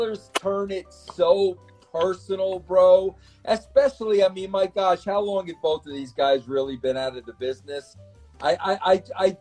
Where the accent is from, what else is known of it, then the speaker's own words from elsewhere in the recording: Long Island, New York, United States; we're both from Long Island, rivaling high schools